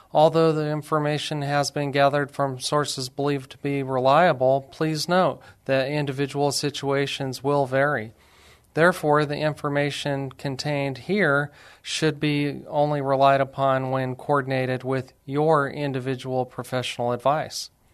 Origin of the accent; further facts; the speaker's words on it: Alamogordo, New Mexico, United States; also born or lived in Lubbock, Texas / Las Cruces, New Mexico; I'm actually from New Mexico, a little city called Alamogordo